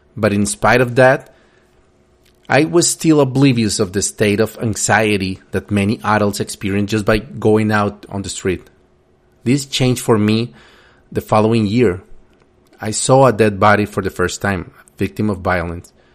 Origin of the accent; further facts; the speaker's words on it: Colombia; Growing up in Colombia in the eighties and nineties